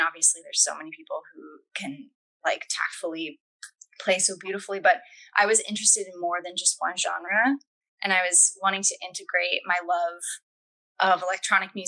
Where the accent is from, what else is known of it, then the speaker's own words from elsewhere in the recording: New Jersey, United States; moved away as an adult; also born or lived in Philadelphia; I grew up in South Jersey and then moved to Philly. When I was about 18 years old